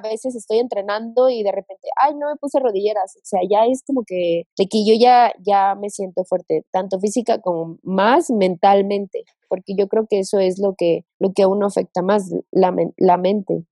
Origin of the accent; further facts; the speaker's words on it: Veracruz, Mexico; en Veracruz, de donde soy